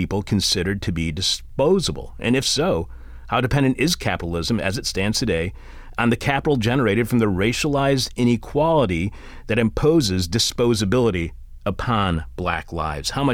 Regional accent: Detroit, Michigan, United States; I'm from Detroit.

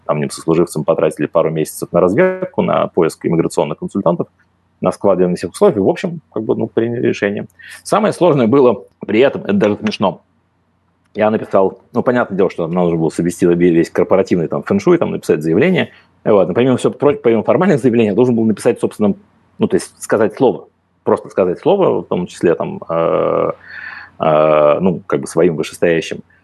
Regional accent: Moscow, Russia; moved away as an adult; now in Slovenia; я москвич, я как бы москвич по некоторым линиям в четвертом поколении, я как бы не лишен любви к своему родному городу

